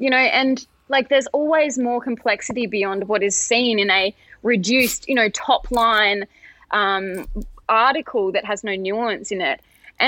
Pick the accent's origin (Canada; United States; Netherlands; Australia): Australia; We have the same machinations or similar machinations here in Australia. And throughout my year as Australian of the Year in 2021, I saw a lot of that too.